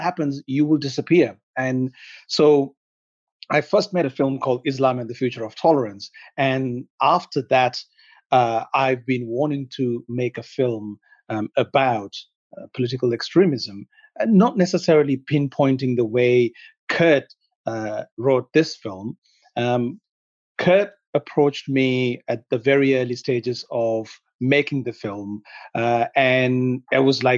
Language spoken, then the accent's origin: English; Sri Lanka; English is a second language; now in West; See, I come from Sri Lanka originally, and I was born during a civil war, and I witnessed what a real civil war is